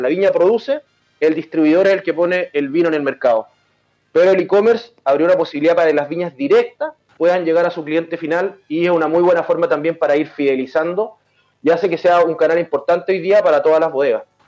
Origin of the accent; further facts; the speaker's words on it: Rancagua, O'Higgins, Chile; moved away as an adult; also born or lived in San Fernando, Chile / Santa Cruz, Chile; now in Santiago, Chile; yo soy oriundo de Rancagua